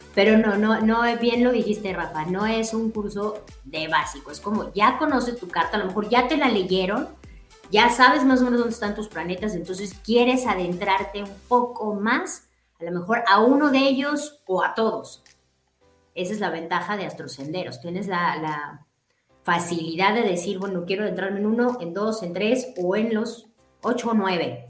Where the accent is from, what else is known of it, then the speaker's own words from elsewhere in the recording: Mexico; moved away; somos mexicanos y, venimos de allá